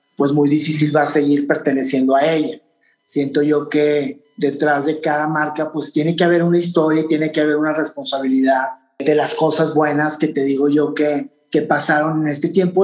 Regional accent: Torreón, Coahuila, Mexico; moved away as an adult; now in New York, United States; mi formación de haber nacido en en Torreón, de ser como somos los de Torreón o del norte

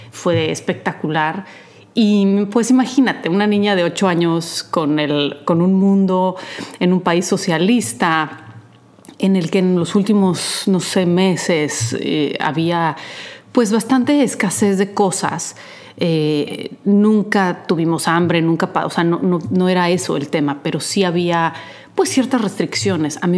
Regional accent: Poland; De chica me gustaba, en Polonia iba a clases de teatro, incluso a un taller.

